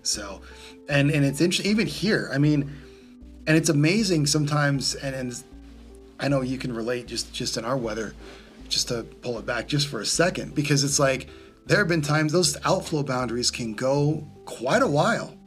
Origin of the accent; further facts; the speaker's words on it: Southern California, United States; growing up in Southern California